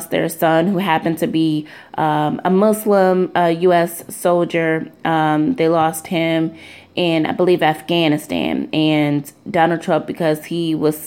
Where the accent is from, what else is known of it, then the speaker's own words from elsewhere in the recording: Ann Arbor, Michigan, United States; moved away; also born or lived in Washington, D.C.; I'm a Michigander, born and raised in Michigan, born and raised in Ann Arbor